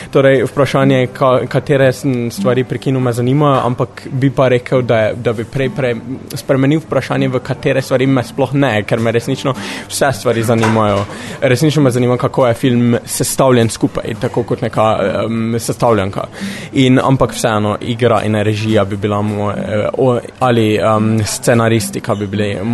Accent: Slovenia; prihajam iz Slovenije

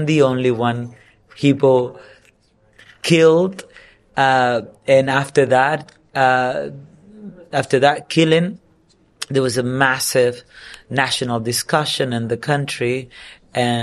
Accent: Dominican Republic; English is a second language; I'm from the Dominican Republic

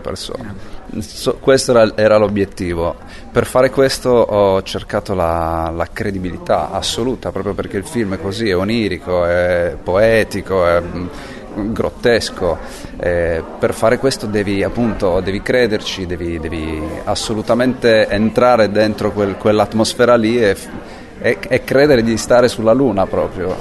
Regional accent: Sardinia, Italy; moved away; also born or lived in Rome / Paris / New York; Essendo sardo

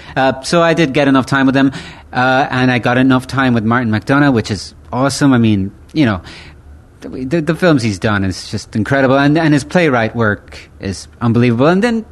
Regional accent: County Galway, Connacht, Ireland; also born or lived in Italy; I was born in Italia, but I grew up in Ireland. And I've been living there since I was a baby. And I've been specifically living in County Galway.

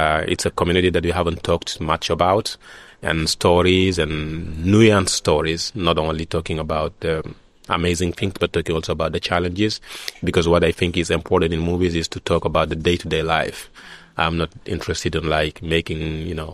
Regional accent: Senegal; this is my hometown. I feel safe there

